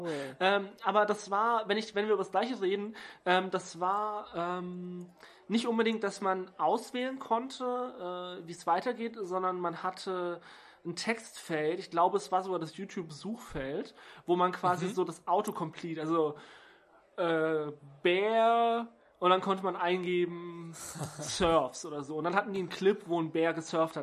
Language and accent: German; Stuttgart, Baden-Württemberg, Germany; meiner Heimatstadt Stuttgart